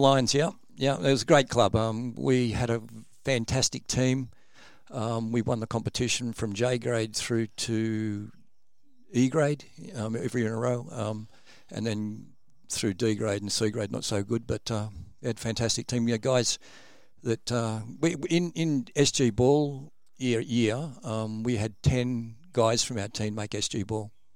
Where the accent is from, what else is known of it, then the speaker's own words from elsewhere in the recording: Sydney, New South Wales, Australia; also born or lived in Albury; I was actually originally born in Albury, um, moved to Sydney when I was about eleven